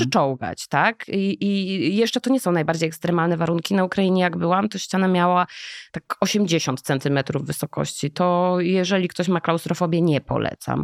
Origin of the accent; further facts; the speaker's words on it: Jaworzno, Lesser Poland, Poland; ja urodziłam się w Jaworznie, to nie jest Śląsk, to jest taki dziwny trójkąt